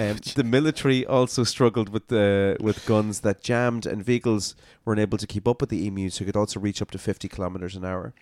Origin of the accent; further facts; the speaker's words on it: Ireland; also born or lived in Belfast; I was born in Belfast. It's not part of the U K. But I grew up in Ireland. I'm Irish